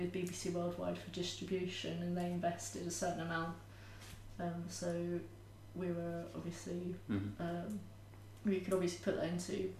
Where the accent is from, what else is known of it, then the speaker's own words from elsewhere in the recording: Edgware, London, United Kingdom; North London, okay. Edgware.